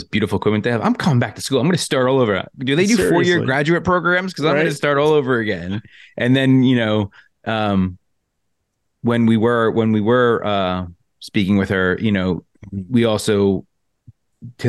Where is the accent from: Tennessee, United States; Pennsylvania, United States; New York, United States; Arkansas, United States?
New York, United States; Long Island; I'm from Long Island